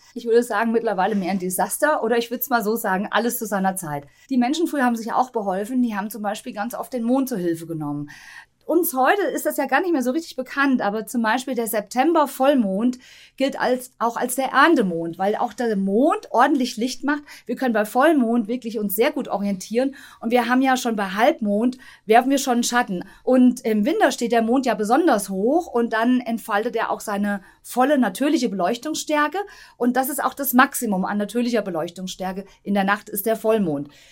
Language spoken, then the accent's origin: German; Tann, Hesse, Germany; ich bin ja aufgewachsen in Tann